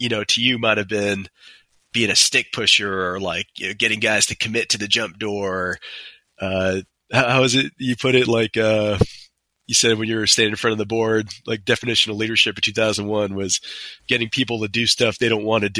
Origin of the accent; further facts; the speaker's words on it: New York City, New York, United States; I grew up in Queens, New York.